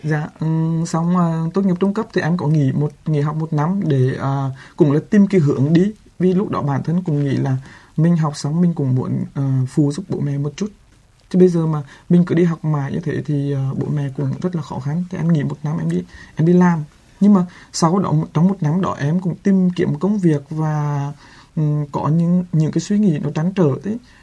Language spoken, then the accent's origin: Vietnamese; Quang Binh, Vietnam; quảng bình quê